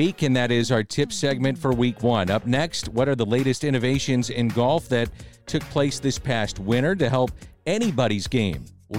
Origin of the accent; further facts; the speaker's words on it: St. Louis, Missouri, United States; we're from St. Louis, Missouri.